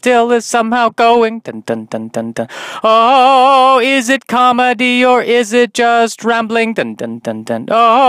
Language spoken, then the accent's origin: English; Colorado, United States; I'm Jewish and from Colorado